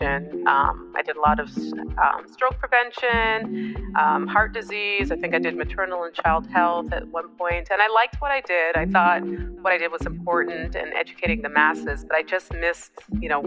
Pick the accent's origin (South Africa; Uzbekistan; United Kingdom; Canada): Canada; I was born in Canada, but I am of Caribbean descent. So my parents are Jamaican.